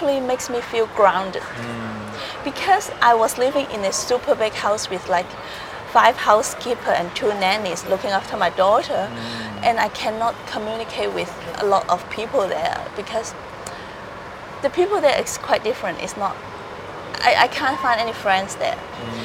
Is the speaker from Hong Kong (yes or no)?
yes; Hong Kong; moved away as an adult; also born or lived in Philippines; I was growing up in Hong Kong